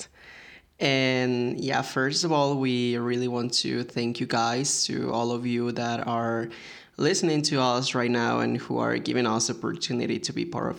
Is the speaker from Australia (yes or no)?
no; Mexico; I'm from Mexico